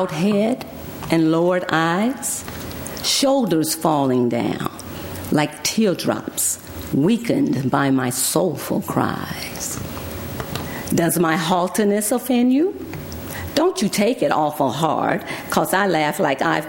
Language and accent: English; Alabama, United States; also born or lived in Texas; now in Berkeley, United States; I was born in Alabama